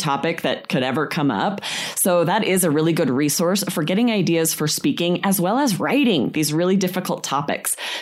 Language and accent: English; Idaho, United States; I grew up in Idaho, not that far from the City of Rocks